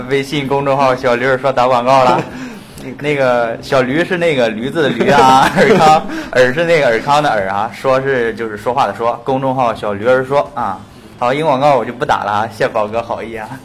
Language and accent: Chinese; Shandong, China; accent: Shandong; 我那个山东话的口音可能比较重